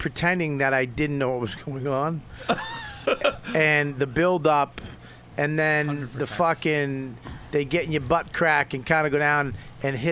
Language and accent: English; Medford, Massachusetts, United States; I grew up in Medford